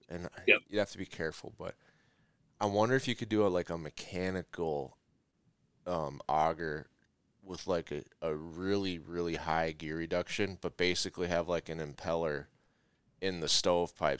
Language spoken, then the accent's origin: English; Minnesota, United States; I'm from Minnesota